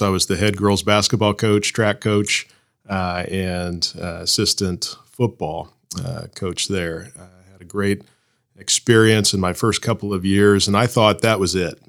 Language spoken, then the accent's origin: English; Blue Springs, Missouri, United States; I was born and raised in Blue Springs. Uh, went to Blue Springs schools from kindergarten through uh, graduation at Blue Springs High School